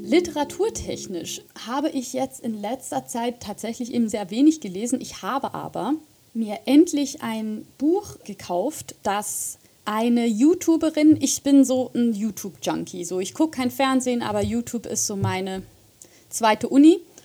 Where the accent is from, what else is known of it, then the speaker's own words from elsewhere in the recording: Switzerland; moved away as an adult; also born or lived in Göttingen, Germany; now in Zurich, Switzerland; bin ich äh, von Deutschland wieder zurück in meine Heimat gezogen